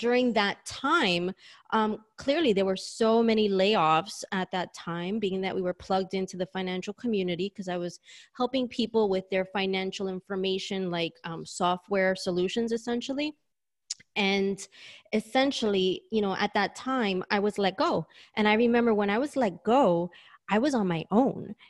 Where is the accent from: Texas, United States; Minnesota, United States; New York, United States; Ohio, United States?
New York, United States; moved away as an adult; now in Sydney, Australia; I'm a native New Yorker, hence my accent